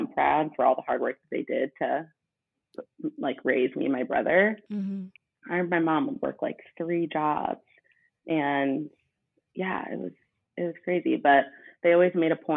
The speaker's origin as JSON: {"language": "English", "town": "Westborough", "region": "Massachusetts", "country": "United States", "tie": "born or raised there", "said": "I grew up in Westboro, Massachusetts."}